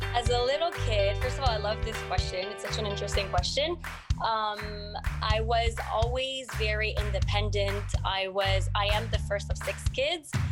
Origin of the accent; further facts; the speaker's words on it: Montreal, Quebec, Canada; first language French; English is a second language; moved away as an adult; also born or lived in Morocco (family); now in United States; I'm from here, from Montreal, but my first language is French